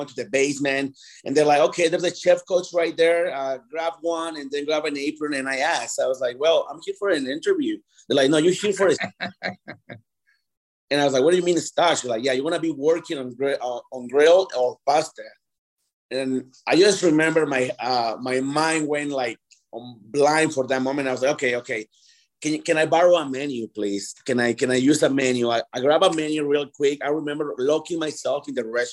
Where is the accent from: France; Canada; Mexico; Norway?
Mexico; Mexico City; now in Denver, United States; I'm from Mexico City